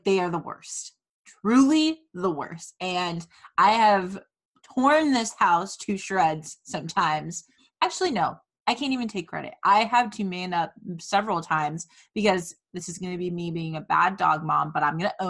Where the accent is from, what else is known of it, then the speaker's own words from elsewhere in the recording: Fort Myers, Florida, United States; now in Orlando, United States; growing up in Fort Myers